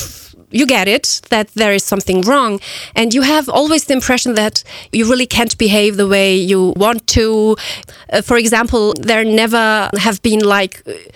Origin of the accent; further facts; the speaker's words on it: Mannheim, Baden-Württemberg, Germany; English is a second language; And I grew up in Mannheim, in a very known city in Germany, actually, a very multicultural city.